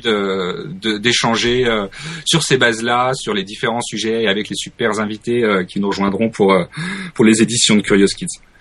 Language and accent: French; Burgundy, Bourgogne-Franche-Comté, France; en Bourgogne, qui est ma région d'origine.